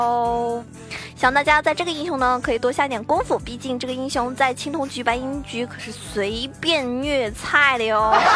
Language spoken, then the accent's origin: Chinese; China; 依旧作为中国人